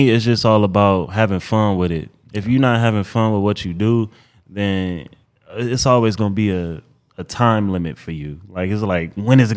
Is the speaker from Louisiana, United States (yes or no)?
no; Detroit, Michigan, United States; also born or lived in Houston, Texas; now in Los Angeles, United States; I'm from Detroit, Michigan